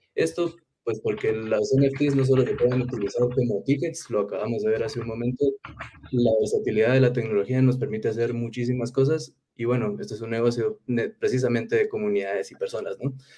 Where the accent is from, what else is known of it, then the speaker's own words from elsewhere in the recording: Guatemala; Yo soy de Guatemala, Centroamérica.